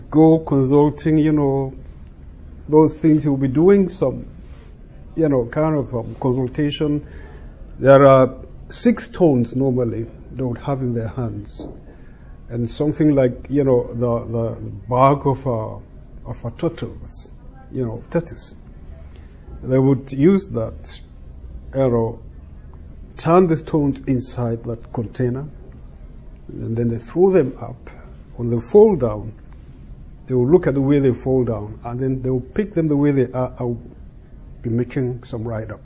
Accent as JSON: {"language": "English", "country": "Nigeria", "accent": "Nigerian", "said": "I am a Nigerian. And like I said the other day, being a Nigerian, you expect accent"}